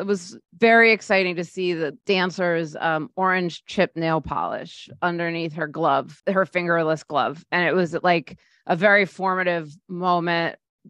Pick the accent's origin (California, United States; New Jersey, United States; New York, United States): New York, United States; Scarsdale; I grew up in Scarsdale.